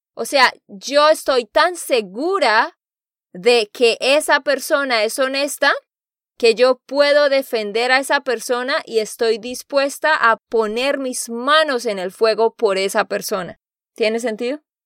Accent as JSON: {"language": "Spanish", "region": "Santander", "country": "Colombia", "said": "de Santander, Colombia."}